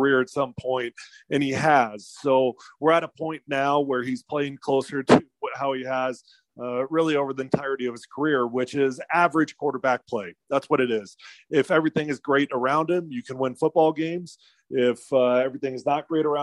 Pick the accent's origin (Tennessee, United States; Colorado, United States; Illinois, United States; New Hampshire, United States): Colorado, United States; Denver; brought me back to my hometown